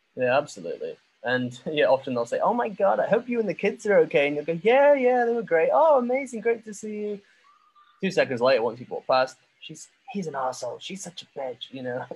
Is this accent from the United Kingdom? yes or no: yes; England, United Kingdom; now in Vietnam; I'm still from England